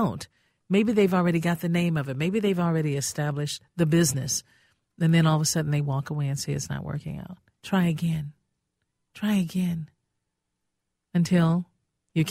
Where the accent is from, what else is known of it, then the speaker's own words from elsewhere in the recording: Gary, Indiana, United States; now in Minnesota, United States; I'm from Gary, Indiana